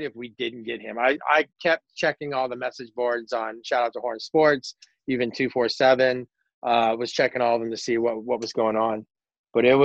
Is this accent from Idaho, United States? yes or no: yes; Boise, Idaho, United States; I was born and raised in Boise